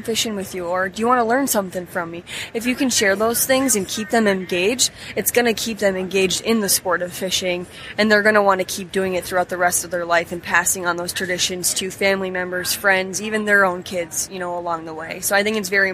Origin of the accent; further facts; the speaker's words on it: Upper Peninsula of Michigan, United States; moved away; so I grew up in the Upper Peninsula of Michigan